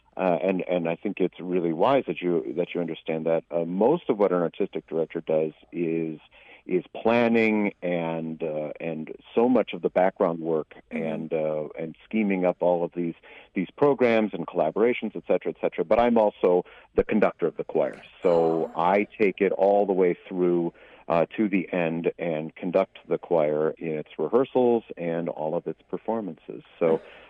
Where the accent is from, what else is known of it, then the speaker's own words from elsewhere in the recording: United States; moved away as an adult; now in Canada; I grew up in the United States and was living there at the time.